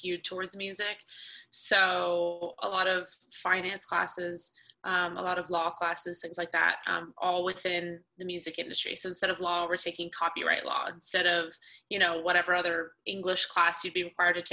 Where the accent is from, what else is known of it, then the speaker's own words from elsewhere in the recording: Atlanta, Georgia, United States; we grew up in Atlanta.